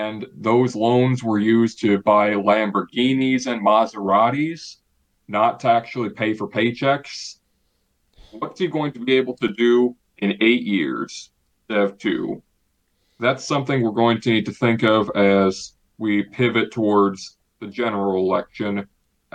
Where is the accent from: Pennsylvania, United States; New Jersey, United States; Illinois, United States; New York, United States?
Illinois, United States; My home state of Illinois